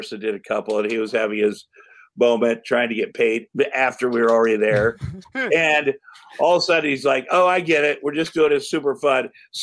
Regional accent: Iowa, United States; I'm from Iowa

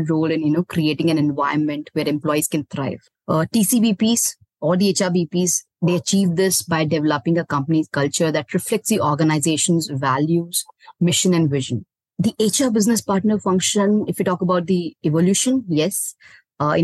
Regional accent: Bhilai, Chhattisgarh, India; moved away as an adult; also born or lived in Delhi; now in Pune, India; I'm from Bhilai, Chhattisgarh. I did my computer applications from there only

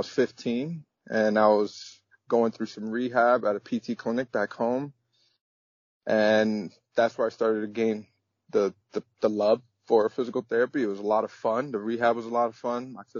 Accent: United States; As much as I am American, I am also my mother's culture, and my father's culture, which is Dominican.

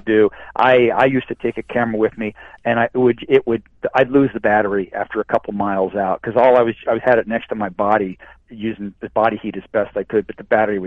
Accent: Iowa, United States; also born or lived in Alaska; I grew up in the Midwest and in Iowa, which was cold

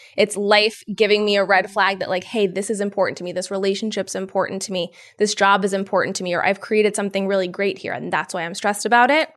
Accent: Yonkers, New York, United States; Born and raised in Yonkers

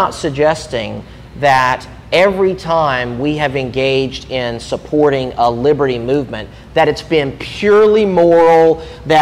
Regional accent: United States; I was born in America

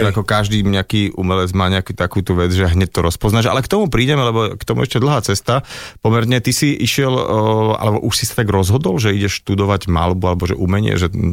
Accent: Piešťany, Trnava Region, Slovakia; now in Prague, Czech Republic; Áno, narodil som sa tam.

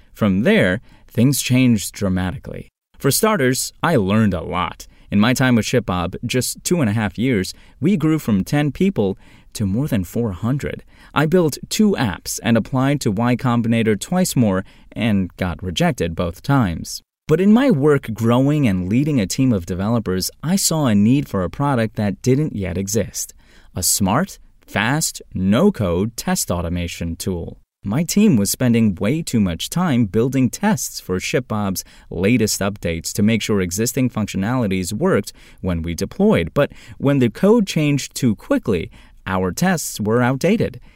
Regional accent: Turkey; English is a second language; moved away as an adult; also born or lived in Georgia, United States / Tennessee, United States; now in United States; getting out of Turkey, my home country

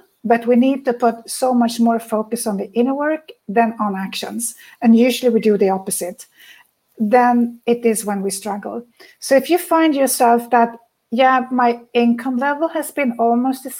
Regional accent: Sweden; I come from Sweden

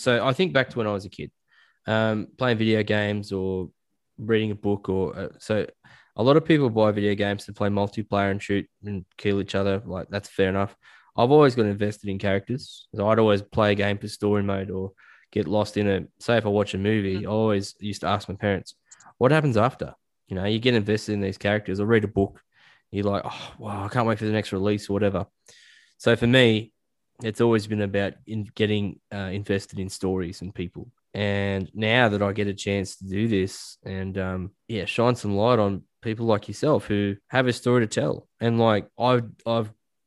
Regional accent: Australia; especially in Australia, like as an Australian man, you're raised to say things like "she'll be right,"

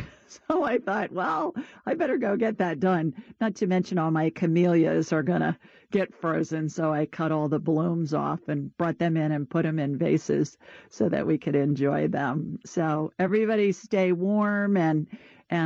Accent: Ohio, United States; moved away as an adult; also born or lived in Sioux Falls, South Dakota; now in Alabama, United States; I grew up in Ohio

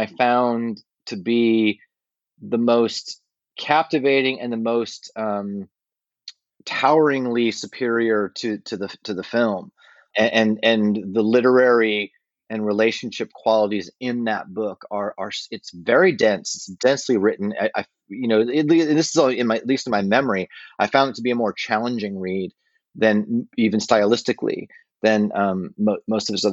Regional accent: Westminster, Colorado, United States; where I grew up in Westminster, Colorado

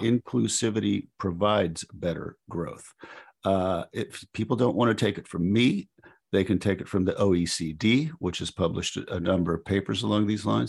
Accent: West Virginia, United States; my home state of West Virginia

